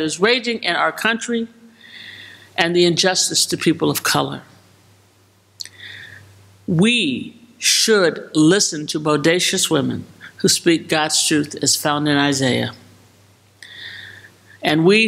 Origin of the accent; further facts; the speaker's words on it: Chicago, Illinois, United States; my hometown of Chicago